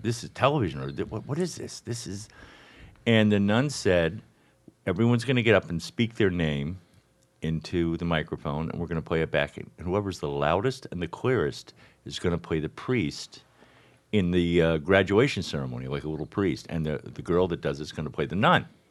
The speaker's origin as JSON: {"language": "English", "town": "Miami", "region": "Florida", "country": "United States", "tie": "born or raised there", "also_born_or_lived": "St. Louis"}